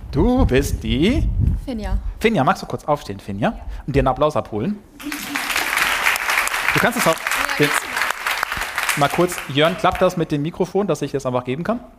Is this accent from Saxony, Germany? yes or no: no; Duisburg, North Rhine-Westphalia, Germany; Ihr müsst wissen, ich bin ja Ruhrpottler, ich bin aus Duisburg, da hält man nichts von Recklinghausen